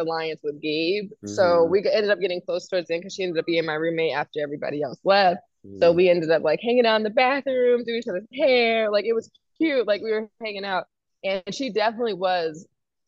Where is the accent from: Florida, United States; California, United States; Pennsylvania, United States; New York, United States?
New York, United States; I grew up in New York with my mom